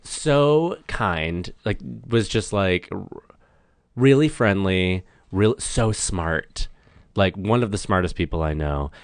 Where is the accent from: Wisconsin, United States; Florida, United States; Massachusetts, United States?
Massachusetts, United States; small town north of Boston; moved away as an adult; now in Los Angeles, United States; I'm from, like, a small town, like, forty-five minutes north of Boston